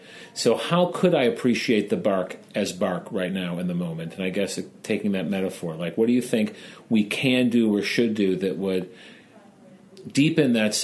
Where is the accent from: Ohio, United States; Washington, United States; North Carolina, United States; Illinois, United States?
Illinois, United States; Chicago; As a Chicagoan, I pronounce it drar